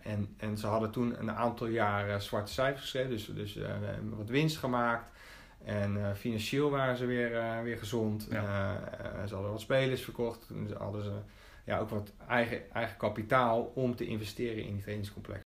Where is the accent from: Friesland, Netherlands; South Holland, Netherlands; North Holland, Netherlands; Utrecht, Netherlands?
South Holland, Netherlands; Rotterdam; also born or lived in Capelle aan de IJssel; ik ben een Rotterdammer. Eh, niet geboren, wel getogen. Dat wil zeggen, ik ben in Capelle aan de IJssel geboren, eh, maar naar school gegaan in Rotterdam